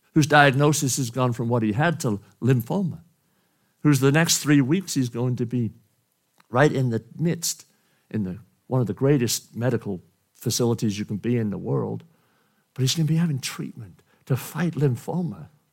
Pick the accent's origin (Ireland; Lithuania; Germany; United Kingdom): United Kingdom; Wales; moved away; from Wales, my country, my home country